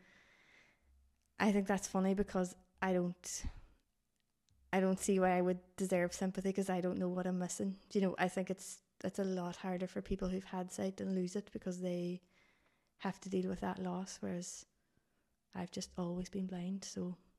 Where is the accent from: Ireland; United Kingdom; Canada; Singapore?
Ireland; Dublin, Leinster; born there; So I was obviously really tiny baby when I was born in Dublin, was really sick.